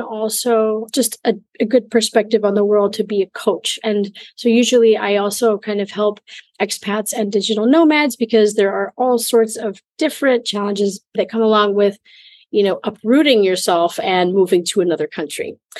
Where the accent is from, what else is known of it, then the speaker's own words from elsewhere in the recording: Minnesota, United States; moved away; also born or lived in Mexico / Italy / Germany / China; I'm originally from Minnesota in the United States